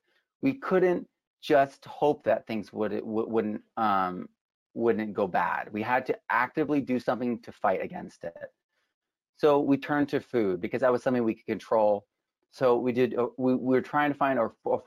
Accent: New England, United States; moved away; also born or lived in New York City; I grew up in New England, kind of like the Horn of America.

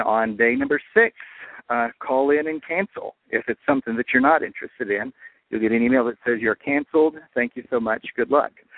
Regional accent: Pikeville, Kentucky, United States; I'm from Pikeville, Kentucky, the home of the Hatfield McCoy feud

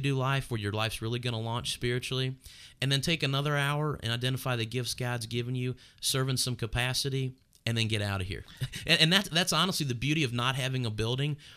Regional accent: Northern Kentucky, United States; I'm from Northern Kentucky where we planted this church and grew up in this area

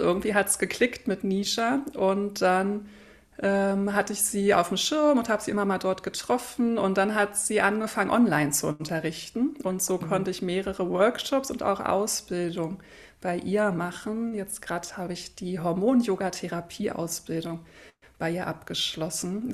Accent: Berlin, Germany; now in Hamburg, Germany; ich bin Berlinerin, wohne in Hamburg

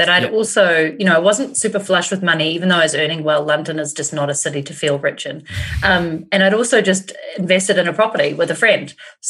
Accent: New Zealand; I'm in New Zealand.

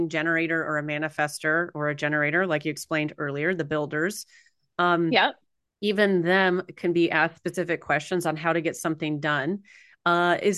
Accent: California, United States; I was born in California

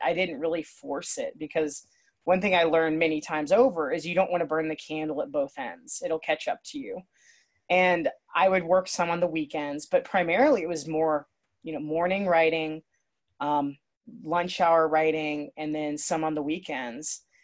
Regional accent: Akron, Ohio, United States; also born or lived in Nashville; now in Ohio, United States; I'm from Ohio, Northeast Ohio, near Akron, and that's where my family is

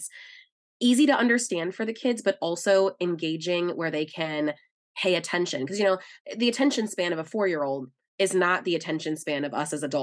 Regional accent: Minnesota, United States; now in Texas, United States; I grew up in Minnesota as a really young kid

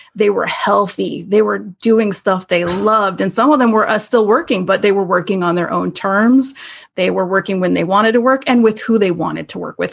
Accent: Tampa, Florida, United States; moved away as an adult; now in Syracuse, United States; I grew up in Tampa, Florida area

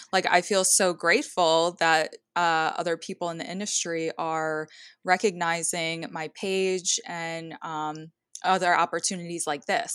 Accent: Philadelphia area, Southern New Jersey, United States; I am from the New Jersey, like, Southern New Jersey, Philadelphia area.

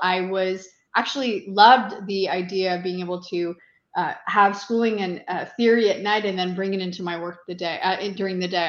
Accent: Eastern Townships, Quebec, Canada; moved away as an adult; now in Ottawa, Canada; Originally, I'm from the Eastern Townships in Quebec, a beautiful uh, part of the country, and I relocated to Ottawa uh, over 25 years ago

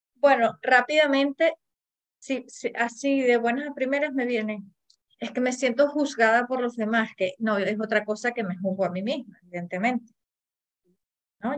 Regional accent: Venezuela; yo que soy venezolana

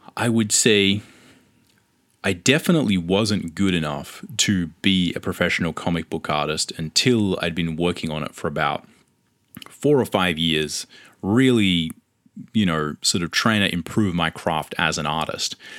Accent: Australia; accent: Australian; I lived in Australia, if you can tell from my accent

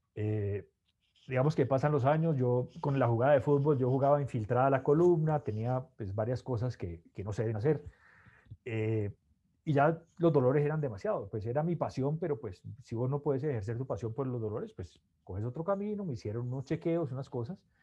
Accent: Cali, Valle del Cauca, Colombia; also born or lived in Bogotá; soy de Cali, eh, mi papá se llama Alfredo, mi mamá Isabelita

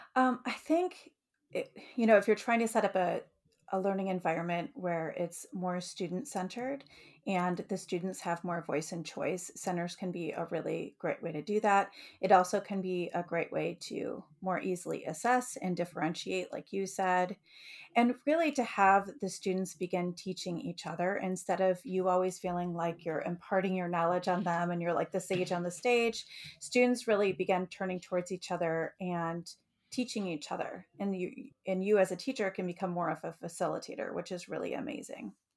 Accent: Detroit, Michigan, United States; moved away as an adult; also born or lived in Utica, Michigan / Lancaster, Ohio / Olentangy, Ohio; now in Ohio, United States; I grew up in Metro Detroit in Michigan

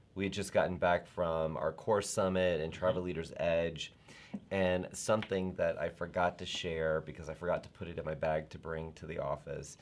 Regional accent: the South, United States; I am from the South

